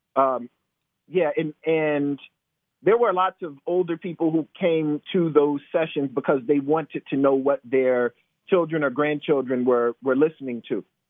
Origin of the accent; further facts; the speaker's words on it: Decatur, United States; now in Charlottesville, United States; growing up in Decatur